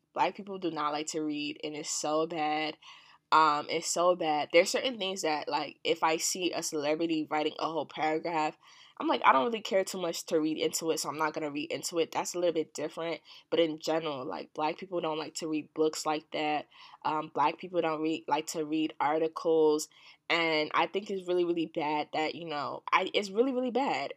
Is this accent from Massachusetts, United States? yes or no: no; New Jersey, United States; also born or lived in Washington, D.C.; I'm from Jersey and I go to school, well, yeah, I go to school in D C